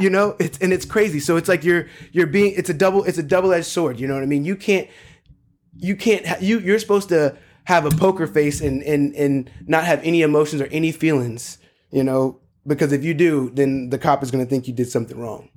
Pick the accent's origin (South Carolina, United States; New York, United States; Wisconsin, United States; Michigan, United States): South Carolina, United States; North Charleston; moved away; I grew up in Charleston, North Charleston